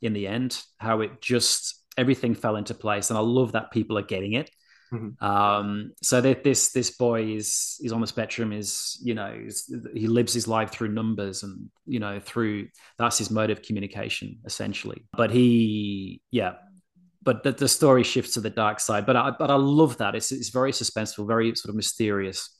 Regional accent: Yorkshire and the Humber, United Kingdom; I'm a Yorkshireman. Like, I grew up around humor

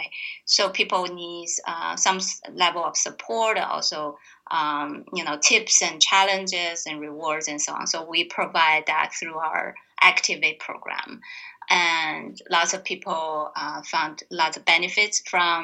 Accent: Tianjin, China; moved away; I grew up in a northern China harbor town called Tianjin.

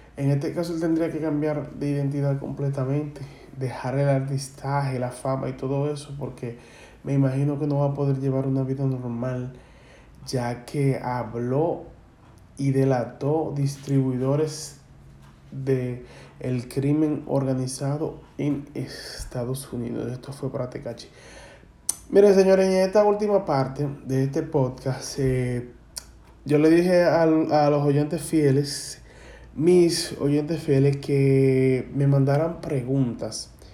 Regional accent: Dominican Republic; la jerga que eh, consumimos aquí en la República Dominicana

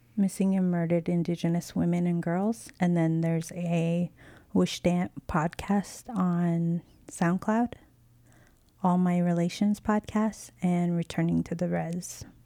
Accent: United States; moved away as an adult; also born or lived in Lenape land (New York City area); born and raised on the Navajo reservation, living on Lenape land. I've been here for five years and I love the city.

